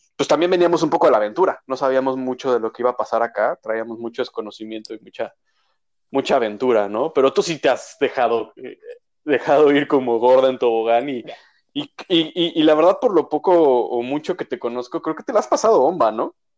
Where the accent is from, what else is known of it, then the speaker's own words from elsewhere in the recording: Mexico; now in Canada; como mexicanos